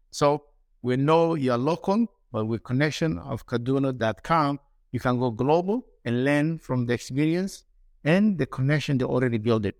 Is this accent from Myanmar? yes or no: no; Somalia; also born or lived in United States; now in Istanbul, Turkey; I'm from Somalia originally, been around the world, been in United States, traveled the world, but today we're here in Istanbul